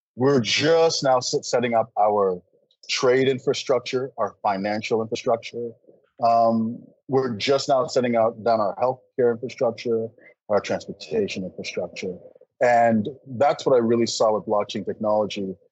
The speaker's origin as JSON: {"language": "English", "country": "Canada", "tie": "born or raised there", "also_born_or_lived": "Nigeria / California", "moved": "as an adult", "said": "growing up in Canada"}